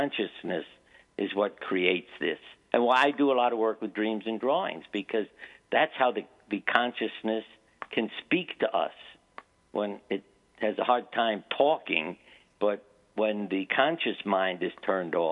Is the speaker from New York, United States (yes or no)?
yes; New York, United States; moved away; I grew up in New York